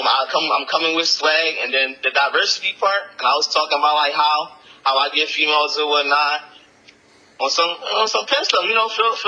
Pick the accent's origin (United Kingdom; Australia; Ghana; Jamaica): Jamaica; you know, I'm Jamaican, Caribbean Islands, so all the drums and instruments they were using was just a real at-home vibe to my culture.